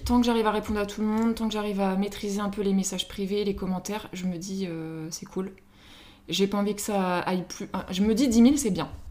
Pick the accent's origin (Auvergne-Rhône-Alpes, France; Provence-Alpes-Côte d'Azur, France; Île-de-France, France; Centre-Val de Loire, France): Île-de-France, France; Paris; moved away as an adult; now in Mayenne, France; je suis parisienne euh, de base, je suis arrivée il y a 8 ans à Mayenne.